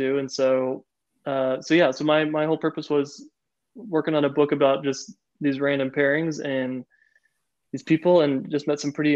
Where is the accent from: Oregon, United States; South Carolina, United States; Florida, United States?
Florida, United States; moved away; also born or lived in Chicago / the South; I grew up in Florida